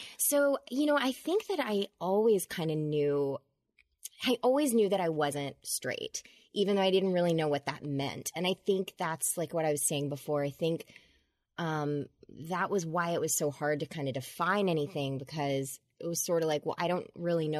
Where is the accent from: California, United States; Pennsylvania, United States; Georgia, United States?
Georgia, United States; I grew up in Georgia, and my dad was a politician, a Democrat